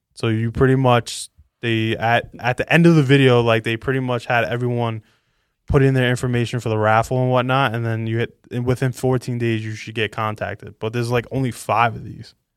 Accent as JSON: {"language": "English", "region": "New York", "country": "United States", "said": "I love being a New Yorker"}